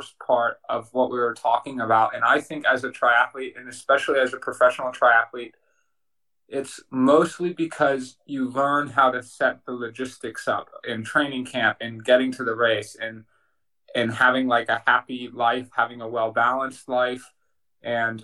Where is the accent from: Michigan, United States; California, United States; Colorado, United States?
Colorado, United States; Boulder; I grew up in Boulder, Colorado